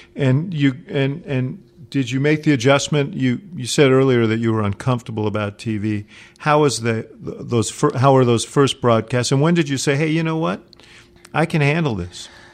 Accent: New York, United States; now in Chicago, United States; I come from New York, so when I came to Chicago many, many, many years ago

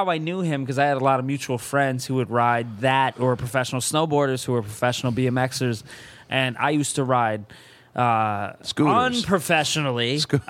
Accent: Connecticut, United States; moved away; growing up where we grew up in Connecticut

